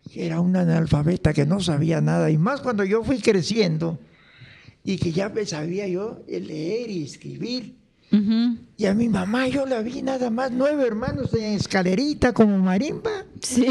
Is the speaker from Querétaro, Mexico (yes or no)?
no; Motozintla, Chiapas, Mexico; yo nací en, se llama Motocintla con Z, Motocintla. Motocintla. Está en el estado de Chiapas, pegado al río Suchate, ayer este, con frontera con Guatemala